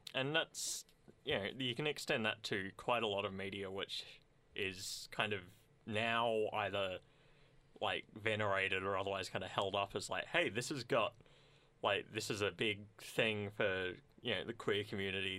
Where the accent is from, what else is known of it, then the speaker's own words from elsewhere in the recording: Sunbury, Victoria, Australia; I grew up in Sunbury